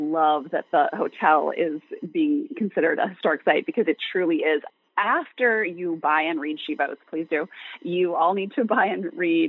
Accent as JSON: {"language": "English", "region": "Montana", "country": "United States", "said": "I'm from Montana."}